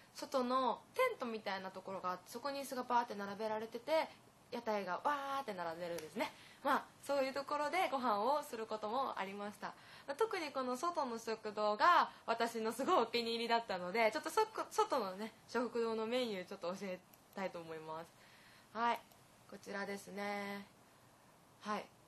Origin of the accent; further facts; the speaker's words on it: Japan; 私も日本人としてそういうことを教えるのは楽しかったです